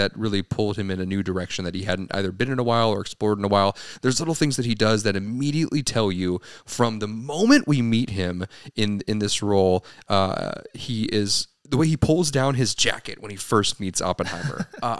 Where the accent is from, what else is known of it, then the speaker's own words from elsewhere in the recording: Ireland; Mostly because he's Irish. I'm Irish.